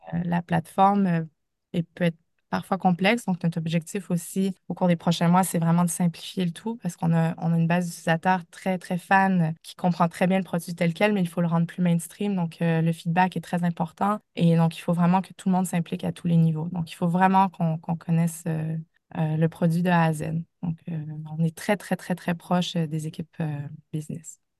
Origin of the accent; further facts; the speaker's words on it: Canada; accent: Canadian (implied); moved away as an adult; also born or lived in United States; now in France; vous l'entendez de mon accent, mais j'ai débuté ma carrière au Canada